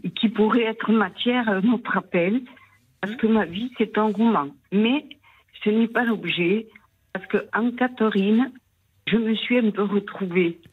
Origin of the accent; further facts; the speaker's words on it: Toulouse, Occitania, France; accent: Toulouse; Je suis de Toulouse